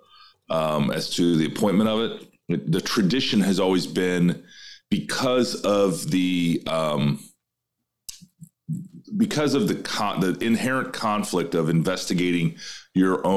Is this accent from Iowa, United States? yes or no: yes; Iowa, United States; my home state of Iowa